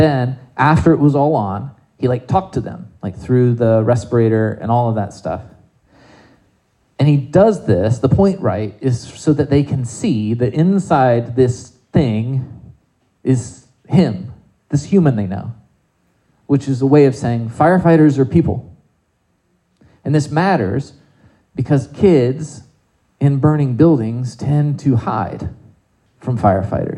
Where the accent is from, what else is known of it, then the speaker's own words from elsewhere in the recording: South Carolina, United States; I grew up in South Carolina